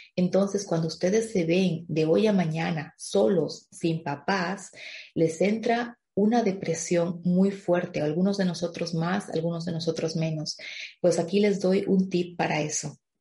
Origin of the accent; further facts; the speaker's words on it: La Paz, Bolivia; moved away as an adult; also born or lived in Stuttgart, Germany; now in Germany; Yo viví ese duelo migratorio en mi país, Bolivia antes de llegar a Alemania